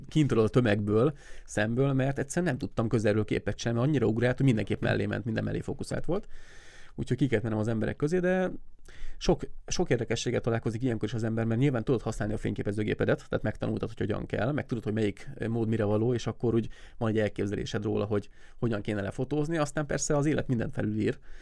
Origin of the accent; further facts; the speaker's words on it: Siófok, Somogy, Hungary; siófoki vagyok